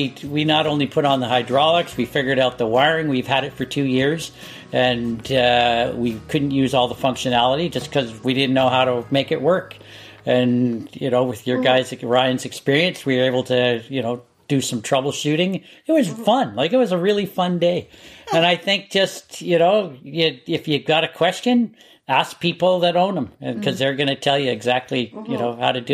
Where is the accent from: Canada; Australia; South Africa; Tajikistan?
Canada; I'm a Canadian